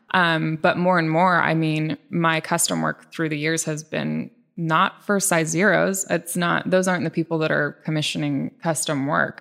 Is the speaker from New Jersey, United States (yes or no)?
no; Bainbridge Island, Washington, United States; also born or lived in Ballard, Seattle; I was born in Ballard and then we moved to Bainbridge when I was about 6